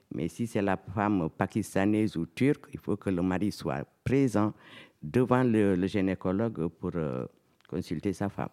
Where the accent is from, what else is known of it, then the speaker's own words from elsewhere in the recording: Casamance, Senegal; moved away as an adult; now in Montfermeil, France; je suis sénégalaise. Voilà, je suis euh, de Casamas, de la Casamas.